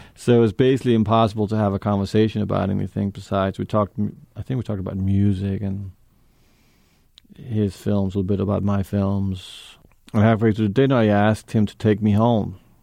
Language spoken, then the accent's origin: English; New York, United States; also born or lived in Denmark; I grew up in New York with my mother and my stepfather